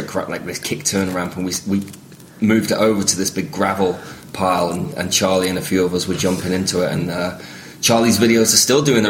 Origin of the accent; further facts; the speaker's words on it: Southport, North West England, United Kingdom; also born or lived in Liverpool; Now, this is in Southport in Lancashire, in the northwest of England, where I grew up. I was born in Liverpool, but grew up just to the north in Lancashire, which is where my dad was from.